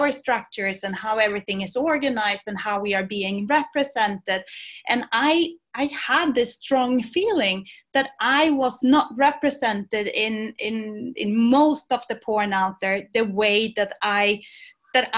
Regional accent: Sweden; moved away as an adult; now in Barcelona, Spain; I was born in Sweden, and I went to university in Sweden. But then I came down here to the south of Europe, to Barcelona.

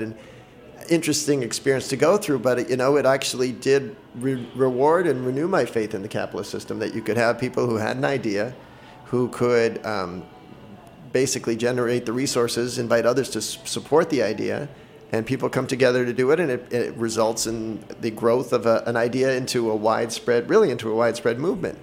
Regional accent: Boston, Massachusetts, United States; moved away as an adult; I grew up in Boston.

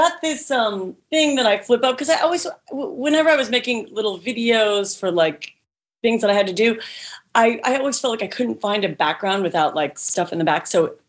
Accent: California, United States; I'm from California. I'm 5'5".

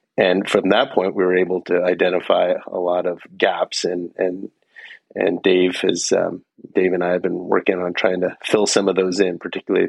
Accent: Menlo Park, California, United States; I'm from Menlo Park, California. So I'm of the suburbs of Stanford University.

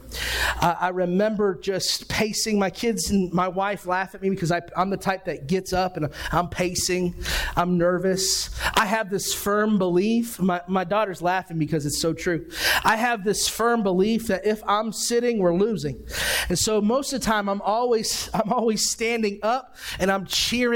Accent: Ohio, United States; I grew up in Ohio.

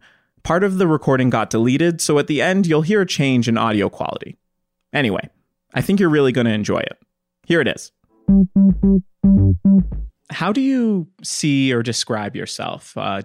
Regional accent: Edmonton, Alberta, Canada; I left Dickensfield when I was really young

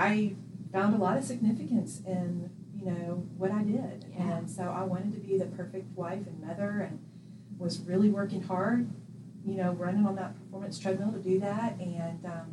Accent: Jacksonville, Florida, United States; moved away as an adult; now in Birmingham, United States; grew up in Jacksonville, Florida

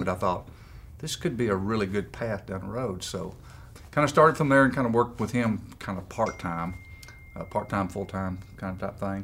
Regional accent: Malvern, Arkansas, United States; also born or lived in Bismarck, Arkansas; I grew up in Malvern, Arkansas, not too far down the road from here

